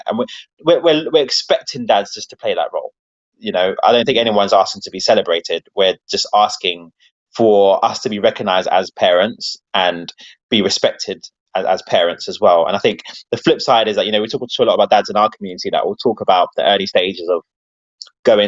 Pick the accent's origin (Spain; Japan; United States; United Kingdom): United Kingdom; London; the area that I was from Wembley